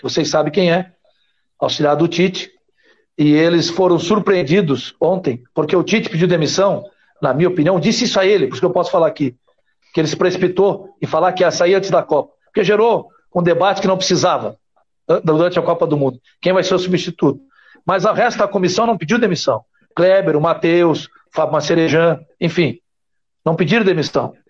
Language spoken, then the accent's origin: Portuguese; Santa Catarina, Brazil; como catarinense